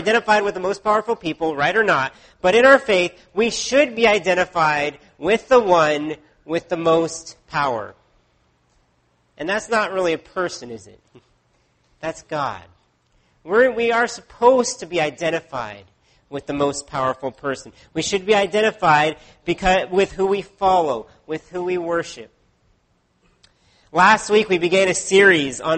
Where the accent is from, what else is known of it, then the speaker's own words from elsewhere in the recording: United States; now in Canada; Growing up in the States, I had to memorize the presidents from Washington to Bush at that time.